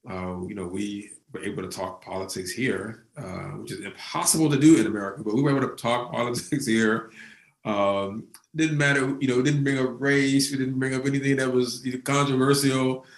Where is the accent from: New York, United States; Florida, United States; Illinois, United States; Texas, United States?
Illinois, United States; I'm from Illinois.